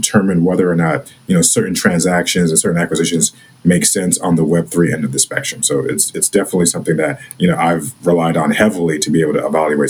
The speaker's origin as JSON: {"language": "English", "town": "Houston", "region": "Texas", "country": "United States", "tie": "born or raised there", "said": "grew up in Houston, Texas, traditional immigrant family story. My parents came from Nigeria, came to the U.S. in the late 80s. I was born here in Texas, two younger sisters"}